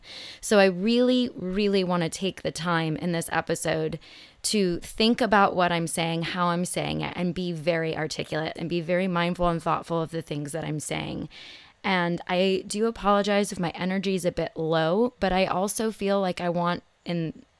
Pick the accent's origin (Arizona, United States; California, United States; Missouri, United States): Arizona, United States; Phoenix; It's a good thing I grew up in Phoenix. This actually isn't as terrible as it sounds, at least for me.